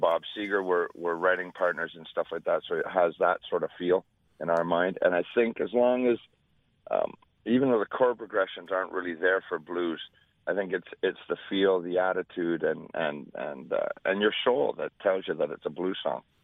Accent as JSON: {"language": "English", "region": "Scotland", "country": "United Kingdom", "tie": "born or raised there", "moved": "yes", "said": "I was born in Scotland."}